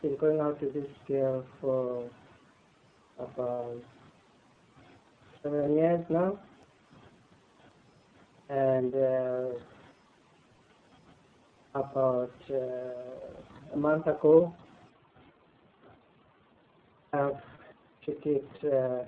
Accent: South Africa; moved away; I'm from South Africa.

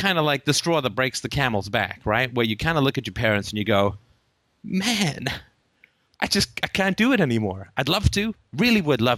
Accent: United Kingdom; we're British

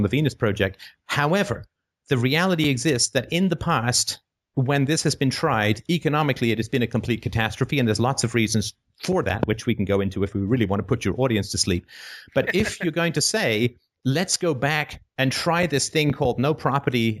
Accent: United Kingdom; I'm British

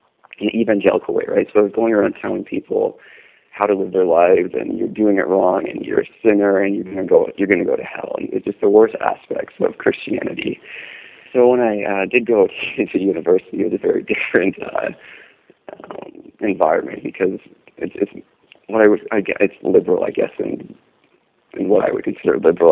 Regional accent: Canada; Being from Canada

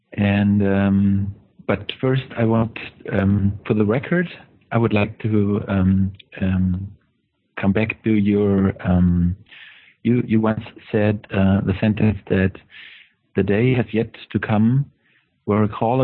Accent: Germany; English is a second language; from Germany.

